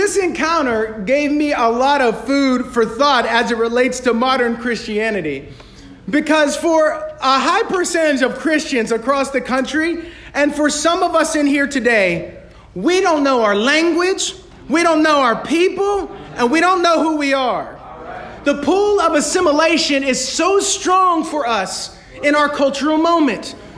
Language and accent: English; United States; yo soy americano. ma'am, I'm, I'm American